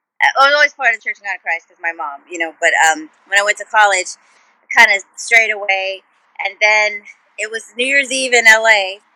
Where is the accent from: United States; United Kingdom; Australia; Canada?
United States; California; born there; My dad was in the military, so I was born in the Air Force Base in Vandenberg, in Central California.